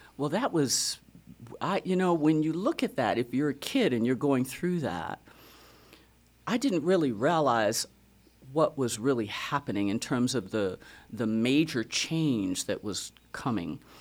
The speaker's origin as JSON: {"language": "English", "town": "Racine", "region": "Wisconsin", "country": "United States", "tie": "born or raised there", "moved": "yes", "lives_now": "Fredericksburg, United States", "said": "Born and raised in Wisconsin, Racine, Wisconsin"}